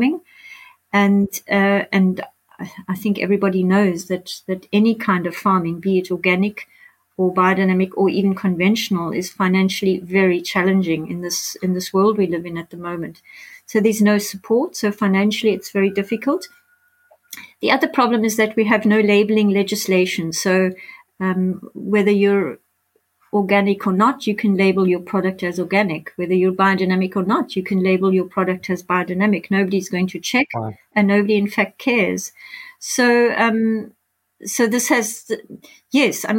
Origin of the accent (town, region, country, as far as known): South Africa